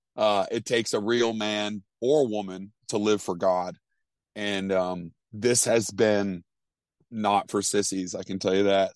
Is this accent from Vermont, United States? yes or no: yes; Vermont, United States; growing up in Vermont, I mean, Vermont's two percent Christian.